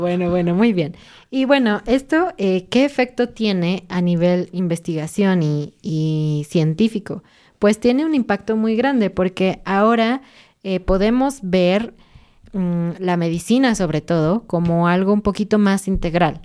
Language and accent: Spanish; Mexico; yo soy mexicana